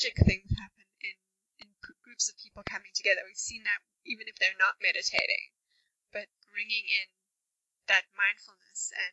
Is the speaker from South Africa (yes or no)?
yes; South Africa; I'm actually from South Africa